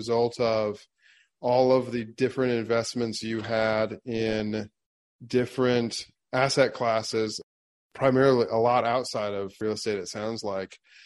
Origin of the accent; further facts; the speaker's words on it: Ohio, United States; I am from Ohio and I have family in Cleveland